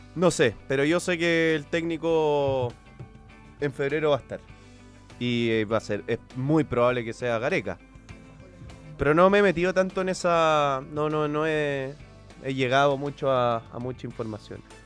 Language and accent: Spanish; Chile; soy de Chile